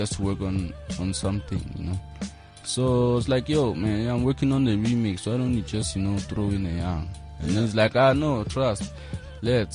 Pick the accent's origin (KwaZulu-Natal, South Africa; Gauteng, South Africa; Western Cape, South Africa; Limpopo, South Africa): Gauteng, South Africa; Johannesburg; also born or lived in Matatiele, Eastern Cape; I was born in Gauteng. I grew up in Joburg. I went to primary school in Yeovil. Went to high school in Berea. So I'm practically just a Josie cat